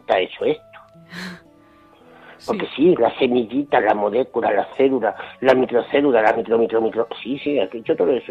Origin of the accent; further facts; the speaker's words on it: Jaén, Andalusia, Spain; also born or lived in Bilbao; aquí en Jaén, que es donde yo vivo y de donde me siento